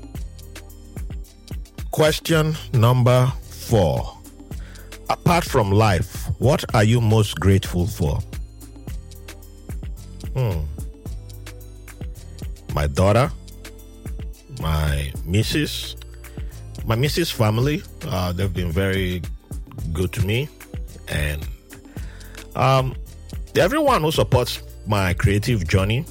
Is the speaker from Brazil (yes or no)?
no; Nigeria; moved away; I'm from Nigeria